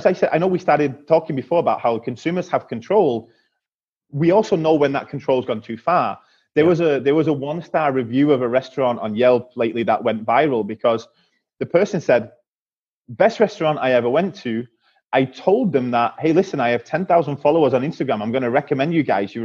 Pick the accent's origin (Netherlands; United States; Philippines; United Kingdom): United Kingdom; Manchester, North West England; my hometown in Manchester in the UK